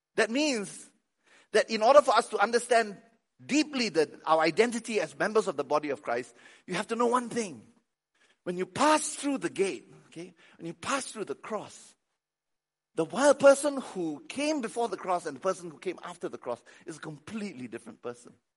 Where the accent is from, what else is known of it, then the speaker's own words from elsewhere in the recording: Malaysia; moved away; I'm Malaysian, I'm Chinese